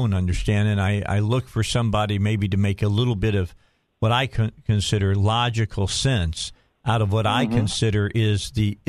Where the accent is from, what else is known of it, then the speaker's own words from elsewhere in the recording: outside of Chicago, Illinois, United States; I grew up outside of Chicago